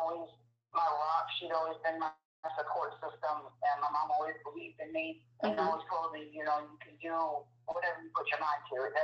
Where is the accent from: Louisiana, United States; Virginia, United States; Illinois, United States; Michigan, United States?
Michigan, United States; moved away as an adult; now in South Carolina, United States; I'm originally from Michigan, and I moved to South Carolina the end of 91